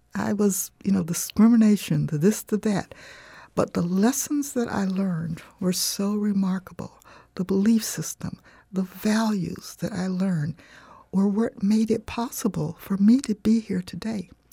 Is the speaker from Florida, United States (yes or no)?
yes; Punta Gorda, Florida, United States; moved away as an adult; also born or lived in Arcadia, Florida / Marion, Virginia / Michigan; I grew up in Ponta Gorda